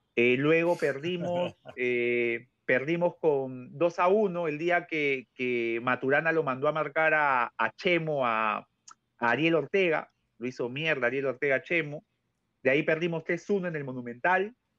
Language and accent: Spanish; Peru; como peruano